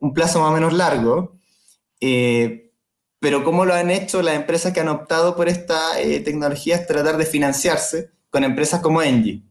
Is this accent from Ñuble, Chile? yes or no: yes; Chillán, Ñuble, Chile; Yo de hecho soy de Chillán